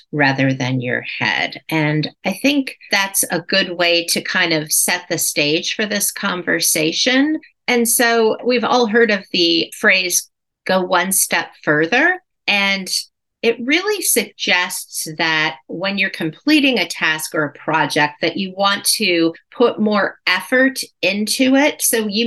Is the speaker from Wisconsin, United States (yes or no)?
no; Cleveland, Ohio, United States; my hometown of Cleveland, Ohio